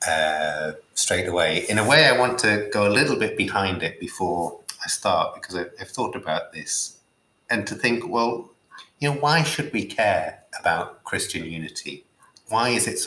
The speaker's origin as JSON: {"language": "English", "town": "Newcastle upon Tyne", "region": "North East England", "country": "United Kingdom", "tie": "born or raised there", "also_born_or_lived": "London / Durham", "moved": "as an adult", "said": "I was born in Newcastle, a fairly typical Catholic family, grew up attending the local Catholic schools"}